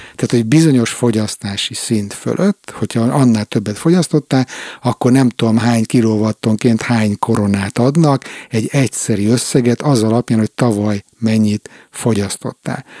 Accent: Hungary; now in Stockholm, Sweden; én is magyar vagyok

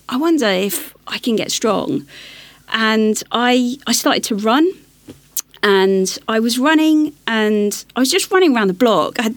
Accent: London, United Kingdom; I'm growing up in West London

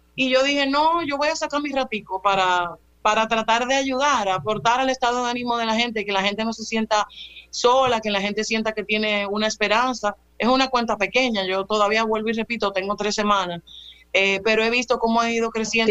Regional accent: Dominican Republic; como dominicanos

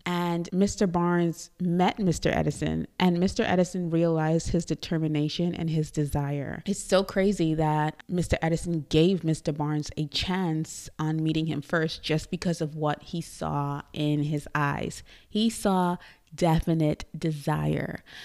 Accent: Trinidad & Tobago; moved away as an adult; also born or lived in New York, United States; now in Dallas, United States; I was born in Trinidad and Tobago. I am from Trinidad, which is a tiny island in the Caribbean, if you don't know. And I came to the U S

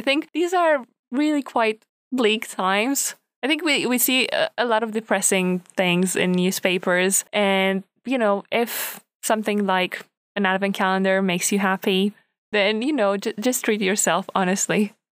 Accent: Romania; now in United Kingdom; not from the U K, um, so I didn't grow up here. And I'm from Romania

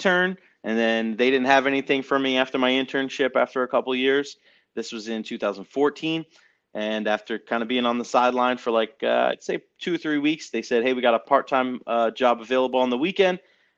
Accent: Long Island, New York, United States; moved away as an adult; now in Tampa Bay area, United States; I grew up in New York, Long Island, and I moved down to the Tampa Bay area when I was 20 with a couple of friends of mine

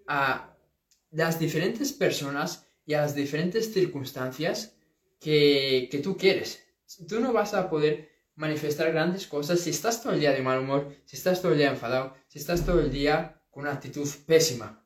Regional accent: A Coruña, Galicia, Spain; de aquí, de, de, esta zona, de Coruña, de, bueno, de donde yo soy

